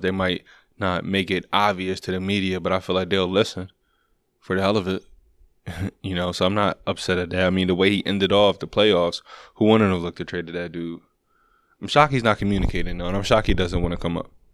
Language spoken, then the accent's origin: English; Oswego, New York, United States; I was born in Oswego